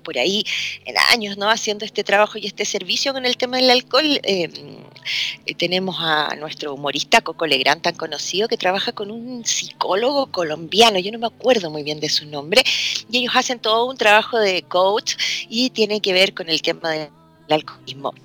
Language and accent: Spanish; Chile; soy chilena